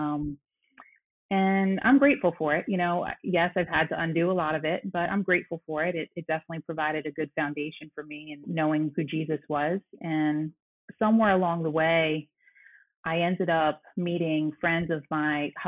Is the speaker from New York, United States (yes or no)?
yes; New York City, New York, United States; moved away as an adult; also born or lived in Boston; I'm originally from Brooklyn, New York. I was born and raised there, went to school in Boston